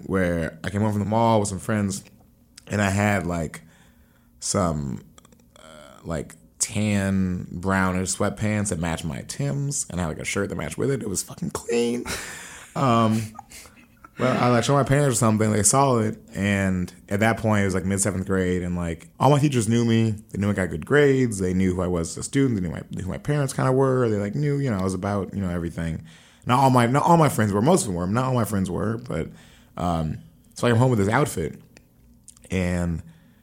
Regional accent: Columbia, Missouri, United States; I grew up 10 to 18 in Columbia, Missouri.

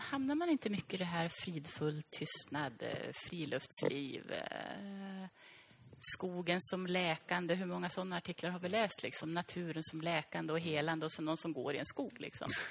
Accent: Norrland, Sweden; Norrland, där jag kommer ifrån

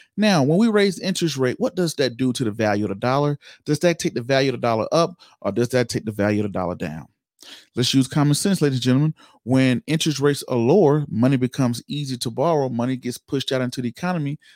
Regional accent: Georgia, United States; Georgia, my home state

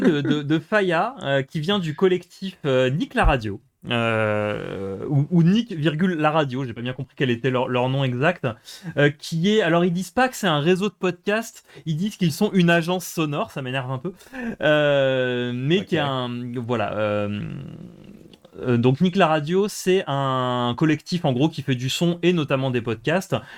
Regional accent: Moselle, Grand Est, France; j'ai grandi en Moselle

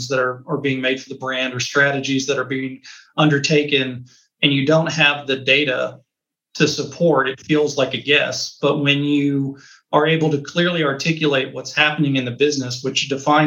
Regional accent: Texas, United States; being a Texan

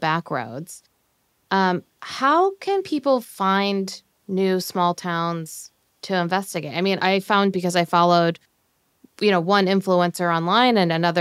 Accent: Chicago, Illinois, United States; moved away; I'm originally from Chicago

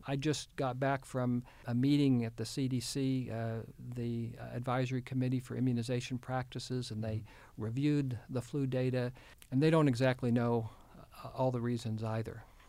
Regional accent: Houston, Texas, United States; moved away as an adult; also born or lived in Kenya; now in Arkansas, United States; my wife and I grew up in the Houston area

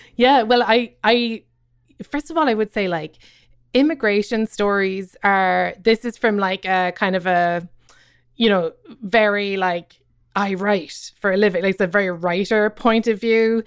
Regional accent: Cobh, Munster, Ireland; moved away as an adult; now in Brooklyn, United States; I grew up in Cove

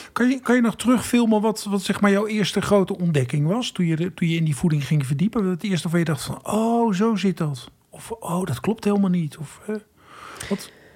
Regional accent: Friesland, Netherlands; ik kom uit Friesland, waar we ook een SIOS hadden in Hiereveen

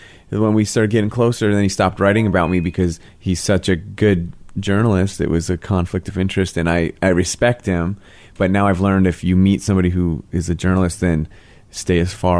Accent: Phoenix, Arizona, United States; I grew up in Glendale and Peoria, on the west side

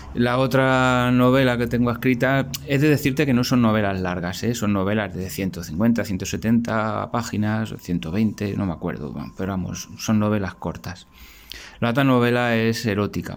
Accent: Spain; soy, soy de España

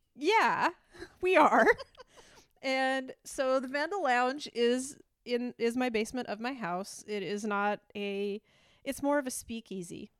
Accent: Idaho, United States; first language English; I'm from Idaho

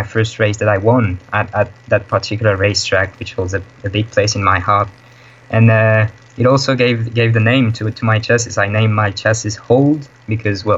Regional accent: Nîmes, Occitania, France; moved away as an adult; now in Netherlands; My hometown is called Nîmes. It's in the south of France.

